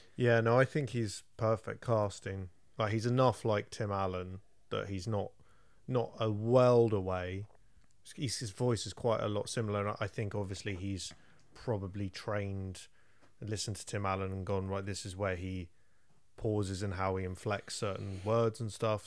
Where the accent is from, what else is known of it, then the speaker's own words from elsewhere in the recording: England, United Kingdom; I'm English